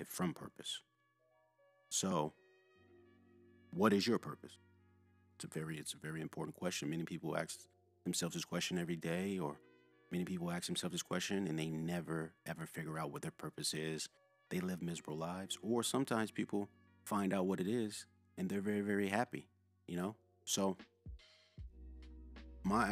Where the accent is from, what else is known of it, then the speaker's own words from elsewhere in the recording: Louisville, Kentucky, United States; moved away as an adult; I'm originally from Louisville, Kentucky. I grew up in a middle-class household